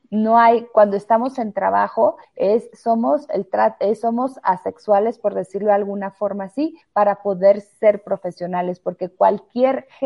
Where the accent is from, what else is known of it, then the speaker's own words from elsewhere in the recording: Mexico; como mexicana o como mexicanos nos brinca el, el verla ella toda cargada y él con un paraguas.